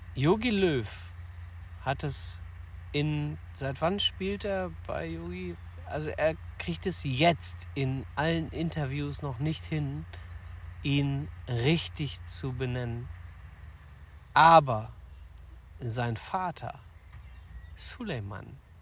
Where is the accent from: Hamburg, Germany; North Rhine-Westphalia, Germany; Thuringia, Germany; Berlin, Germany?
North Rhine-Westphalia, Germany; Ruhr area; wir begeben uns in äh, unsere Heimat, in meine Heimat, den Ruhrpott.